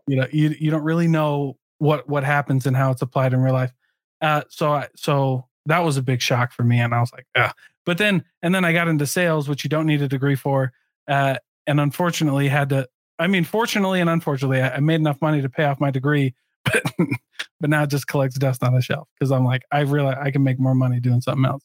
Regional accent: Midwest, United States; I grew up in the Midwest too

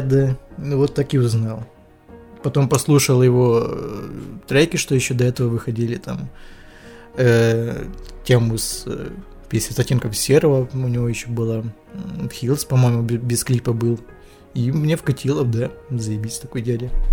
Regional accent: Ukraine; я как бы украинец

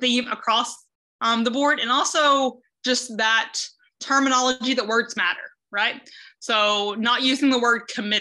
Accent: the South, United States; moved away as an adult; now in Cedar Rapids, United States; I am originally from the South

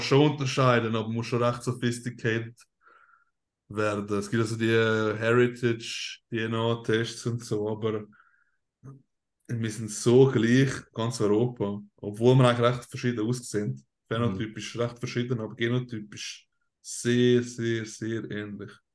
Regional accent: Switzerland; first language Swiss German; German is a second language; als Schweizer, wenn du einen recht starken Akzent hast

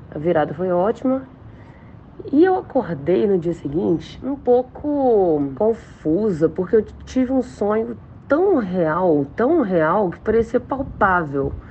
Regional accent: Belo Horizonte, Minas Gerais, Brazil; eu sou de Belo Horizonte, Minas Gerais.

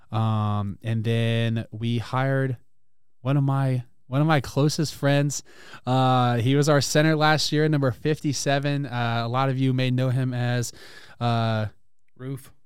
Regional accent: Louisiana, United States; moved away as an adult; I'm from Louisiana

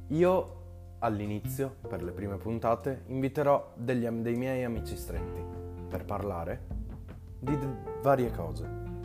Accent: Vittorio Veneto, Veneto, Italy; sono del Veneto, di Vittorio Veneto

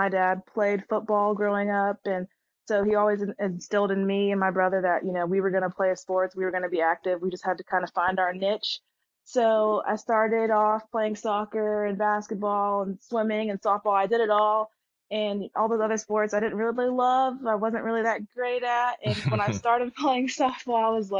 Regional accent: Stone Mountain, Georgia, United States; I'm from Stone Mountain, Georgia, which is right outside of Atlanta

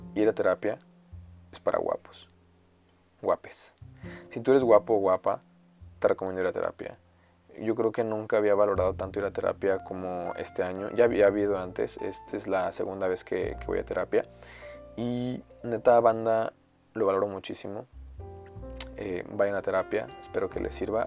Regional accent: Mexico

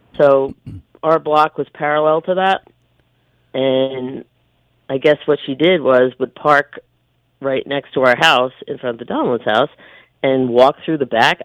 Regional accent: Farmingdale, New York, United States; we grew up in Farmingdale

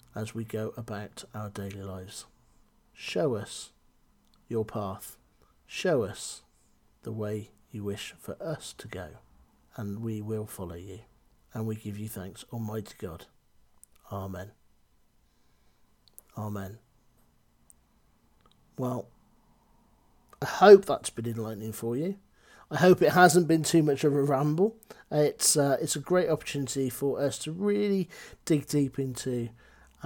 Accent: Cheltenham, South West England, United Kingdom; also born or lived in Gloucester; I come from Gloucester. I come from Cheltenham

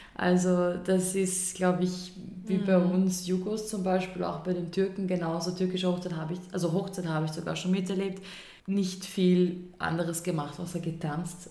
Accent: Austria; bei uns in Österreich

